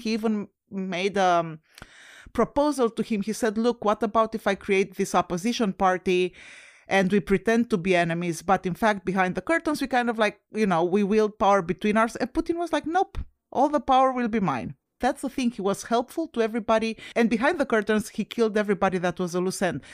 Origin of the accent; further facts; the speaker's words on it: Romania; moved away; I'm originally from Romania and Romania is a former U S S R satellite country